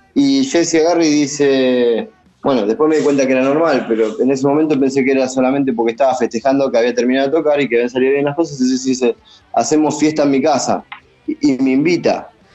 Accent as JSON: {"language": "Spanish", "country": "Argentina", "also_born_or_lived": "Buenos Aires", "moved": "as an adult", "lives_now": "Los Angeles, United States", "said": "cuando le dije que era de Argentina"}